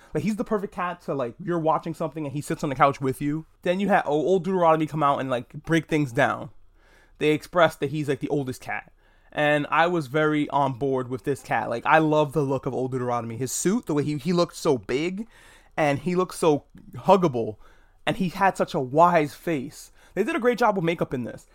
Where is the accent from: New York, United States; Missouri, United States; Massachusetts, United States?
New York, United States; I'm a New Yorker